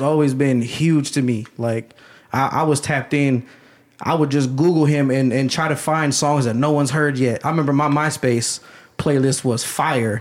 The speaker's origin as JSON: {"language": "English", "town": "Canton", "region": "Ohio", "country": "United States", "tie": "born or raised there", "also_born_or_lived": "Dellroy / Carrollton", "said": "I grew up in Canton"}